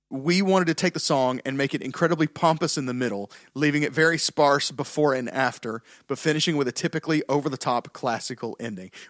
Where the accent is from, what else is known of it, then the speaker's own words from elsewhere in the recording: the South, United States; We're from the South.